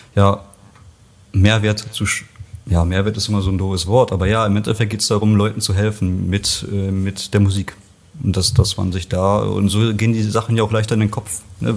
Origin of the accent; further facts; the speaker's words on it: Bocholt, North Rhine-Westphalia, Germany; also born or lived in Poland / Bochum; wir sind dann mit eins rüber äh, nach Nordrhein-Westfalen, Bocholt, Westmünsterland, da bin ich dann aufgewachsen